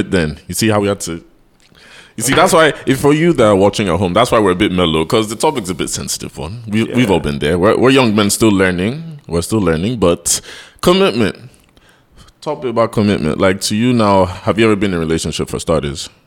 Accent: Nigeria; we're Nigerian men doing a podcast, so already there's a stigma on our back

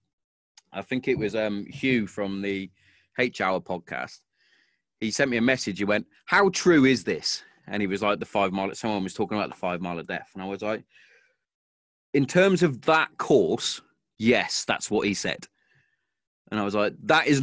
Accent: Hereford, West Midlands, United Kingdom; I'm originally from Hereford, because that's where we moved

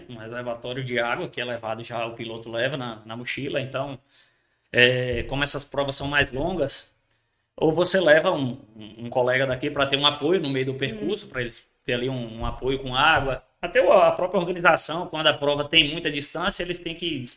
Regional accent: Bahia, Brazil; now in Barreiras, Brazil; Então, na, na, na minha cidade eu não sou daqui da, de Barreiras, eu sou da Chapada Diamantina.

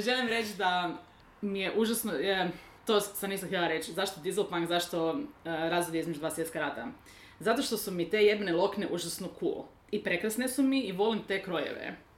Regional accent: Lika-Senj County, Croatia; kad sam ja bila tineđer u Hrvatskoj

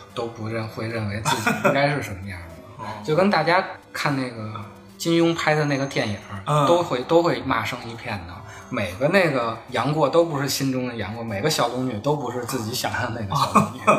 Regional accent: Beijing, China; 我小时候在那个王府井那个 地下通道上卖那种嗯。小报的

